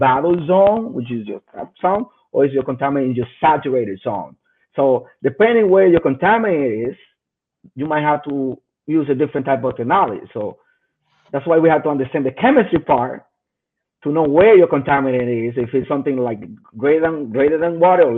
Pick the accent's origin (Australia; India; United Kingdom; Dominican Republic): Dominican Republic; moved away; I'm originally from the Dominican Republic